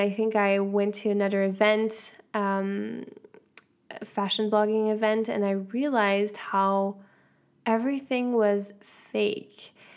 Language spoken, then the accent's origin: English; Switzerland; I'm half American, so I was in Switzerland